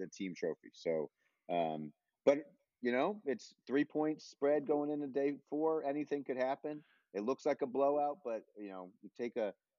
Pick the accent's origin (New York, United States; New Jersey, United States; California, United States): New York, United States; I'm a New Yorker